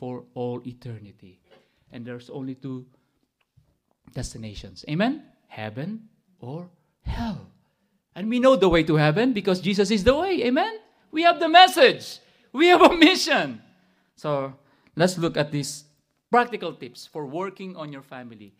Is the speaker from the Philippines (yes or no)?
yes; Philippines; moved away; growing up in the Bible school, when I attended there in the Philippines